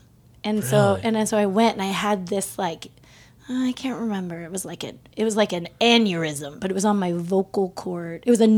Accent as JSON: {"language": "English", "town": "Redmond", "region": "Oregon", "country": "United States", "tie": "born or raised there", "also_born_or_lived": "Portland, Oregon", "moved": "yes", "said": "did most of my, like, growing years in Central Oregon, north of Bend, before Bend was cool."}